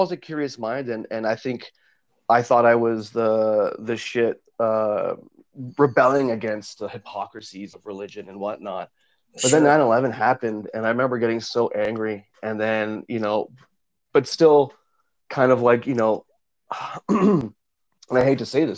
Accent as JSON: {"language": "English", "town": "Vaughan", "region": "Ontario", "country": "Canada", "tie": "born or raised there", "said": "I grew up in Woodbridge and Maple and Vaughan"}